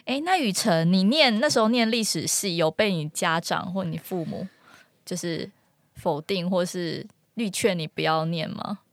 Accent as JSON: {"language": "Chinese", "region": "Kinmen County", "country": "Taiwan", "first_language": "Hokkien (Minnan)", "second_language": "Chinese", "said": "我是金门人"}